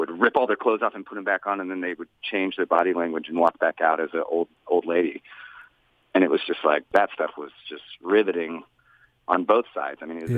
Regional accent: Austin, Texas, United States; I'm from Austin. It's not a very big place.

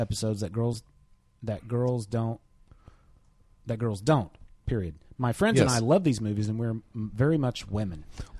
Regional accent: Minnesota, United States; I'm from Minnesota, and I am 24 years old.

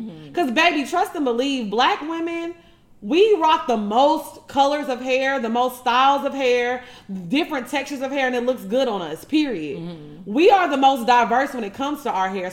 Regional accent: Orange, United States; growing up in a small town like Orange, I was really in a bubble

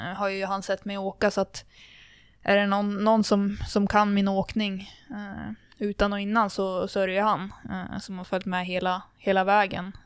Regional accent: Kramfors, Västernorrland County, Sweden; min uppväxt i, i Kramfors alpina

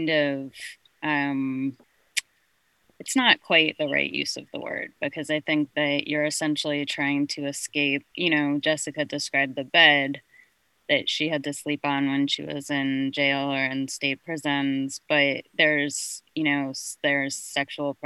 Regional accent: California, United States; I was born and raised in California

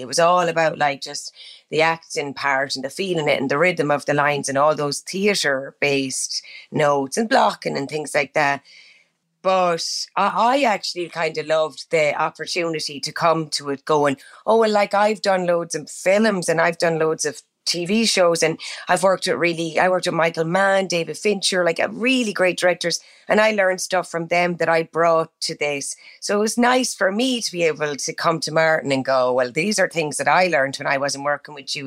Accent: Ireland; accent: Irish; moved away as an adult; now in United States; I love going back to Ireland and I love acting in my own accent as well

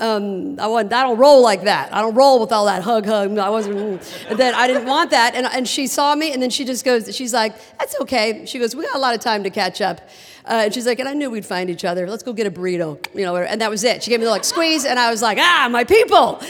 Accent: Midwest, United States; I was from the Midwest

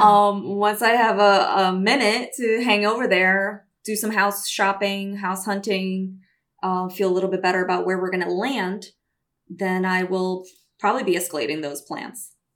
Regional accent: Brazil; also born or lived in New York City, United States; now in California, United States; I'm Brazilian

